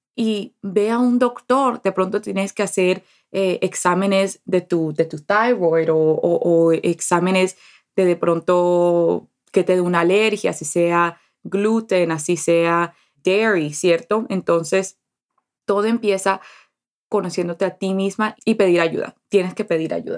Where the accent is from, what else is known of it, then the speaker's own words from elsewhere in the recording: Colombian Caribbean coast, Caribbean Region, Colombia; Como buena costeña, como buena colombiana